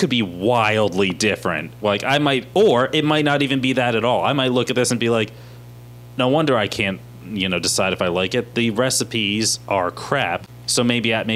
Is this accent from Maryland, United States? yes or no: yes; Maryland, United States; now in Tennessee, United States; I'm from Maryland